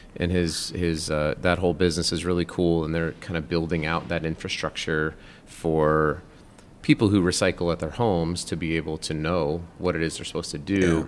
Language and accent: English; Colorado, United States; I grew up in Colorado, not in Utah